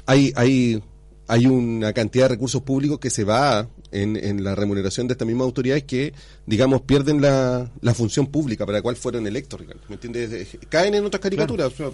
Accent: Chile

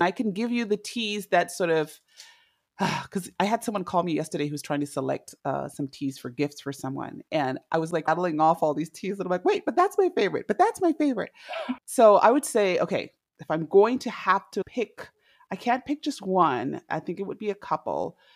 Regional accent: Zimbabwe; moved away as an adult; also born or lived in Indianapolis / Los Angeles / Washington, D.C. / Oregon; now in United States; I am originally from Zimbabwe. I was born and raised there

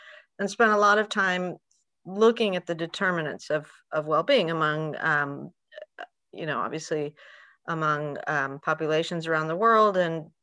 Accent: Peru; moved away; also born or lived in United States; I grew up in Peru, between Peru and the US.

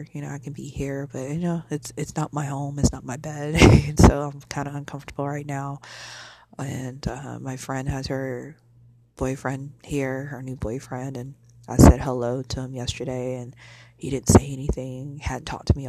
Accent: Illinois, United States; now in Arlington, United States; I'm from Illinois

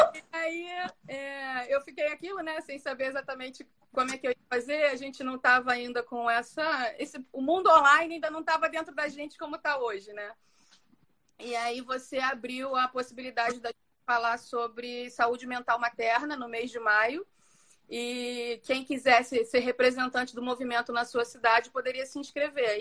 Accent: Rio de Janeiro, Brazil; moved away as an adult; now in Rio das Ostras, Brazil; Eu moro em Rio das Ostras atualmente. Eu é, sou carioca

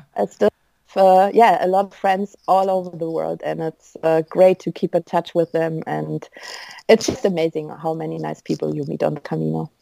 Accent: Düsseldorf, North Rhine-Westphalia, Germany; Where are you from? I'm like, Dusseldorf

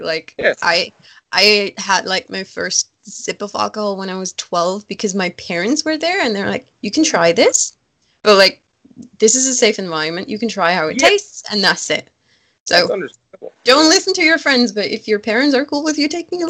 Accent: Germany; born or raised there

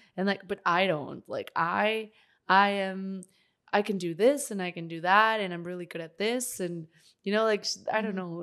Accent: Northeast Mexico, Mexico; moved away; my hometown uh, I'm from Mexico, Northeast Mexico.

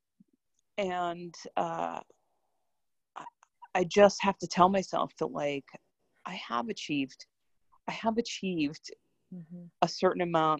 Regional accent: Chicago, Illinois, United States; moved away as an adult; also born or lived in Cambodia; now in Washington, D.C., United States; I'm from Chicago. I've lived in Washington, D.C. for 10 years

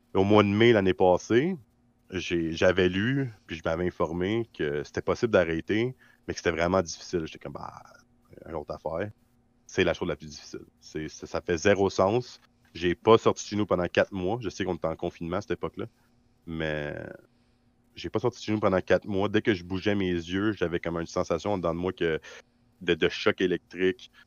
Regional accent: Quebec, Canada; ma vraie place en tant que Québécois

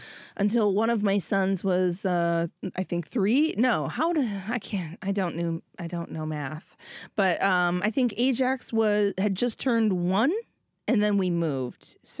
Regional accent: Minneapolis, Minnesota, United States; I grew up in Minneapolis, but I grew up mostly in the southwest suburbs, and sometimes we lived in the sticks.

